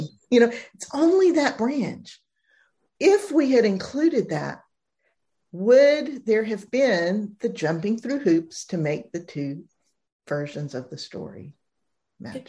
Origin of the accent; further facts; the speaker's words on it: Southern United States, United States; where I grew up in the Southern United States.